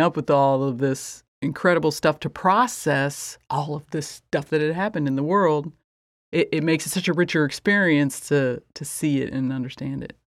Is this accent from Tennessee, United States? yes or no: no; rural Indiana, United States; born or raised there